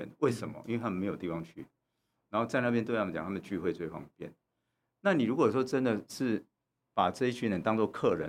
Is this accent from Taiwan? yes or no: yes; Taiwan; 那个国外国跟台跟中国订了不平等条约，他其实移工订跟我们台湾人也订了不平等的合约啊